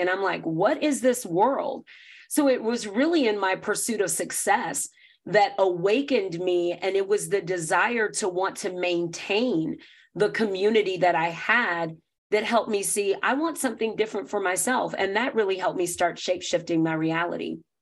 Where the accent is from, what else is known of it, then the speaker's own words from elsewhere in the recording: the South, United States; I grew up Black in the South, in North America